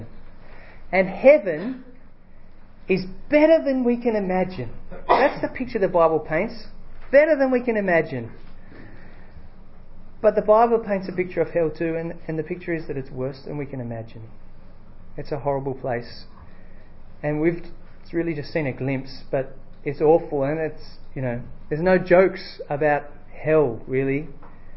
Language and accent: English; Australia; I'm from Australia